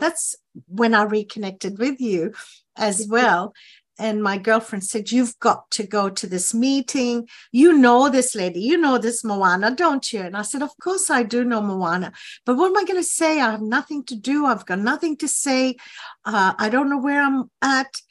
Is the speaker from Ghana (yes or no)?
yes; Ghana; moved away as an adult; now in Australia; I was born in Ghana in West Africa, um, and we had to leave the country when I was nineteen